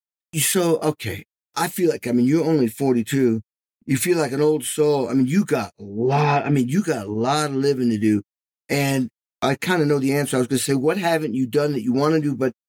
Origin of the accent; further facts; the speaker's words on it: Albany, New York, United States; born there; also born or lived in Indianapolis; Yeah, I was born in Albany.